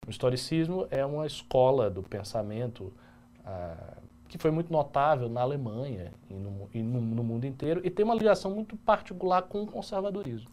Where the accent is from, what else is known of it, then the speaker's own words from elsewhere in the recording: Bahia, Brazil; eu que sou baiano, eu não sou nem carioca nem paulista